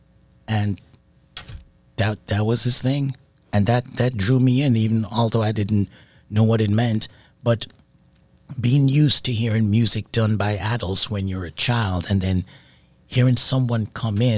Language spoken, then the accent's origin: English; Jamaica; also born or lived in England; I was born in England. So when I moved to Jamaica at 5 with my parents, I grew up around Rocksteady